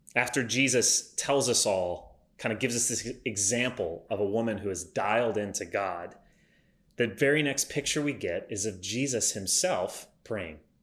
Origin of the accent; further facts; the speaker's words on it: United States; my existence as an American in 2020